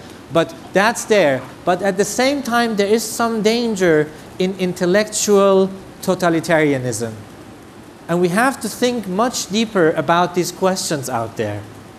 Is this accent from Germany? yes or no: yes; Germany; I come from the German tradition, I love Germany. I am really proud of my country that has accepted 1 million refugees.